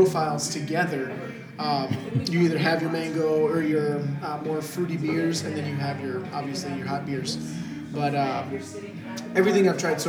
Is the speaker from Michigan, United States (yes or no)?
yes; Michigan, United States; from up north in Michigan, where I'm from